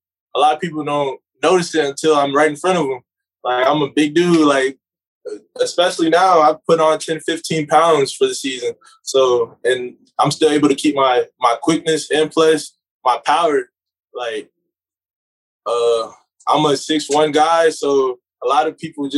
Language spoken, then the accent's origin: English; Atlanta, Georgia, United States; also born or lived in Liberia / Troy, Alabama; I'm from the Atlanta area, too